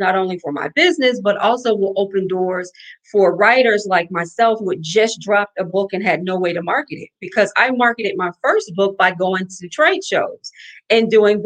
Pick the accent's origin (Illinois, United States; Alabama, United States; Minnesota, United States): Alabama, United States; now in New Orleans, United States; I'm a girl from Alabama, so, and I live in New Orleans